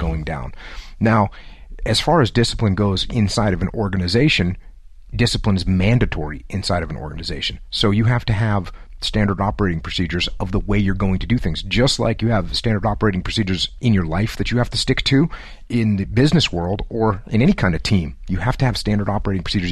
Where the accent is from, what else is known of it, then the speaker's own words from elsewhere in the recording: New England, United States; moved away as an adult; Grew up in a small New England town